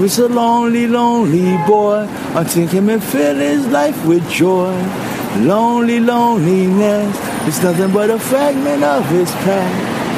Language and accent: English; Haiti; now in New York, United States; I'm from Haiti, baby.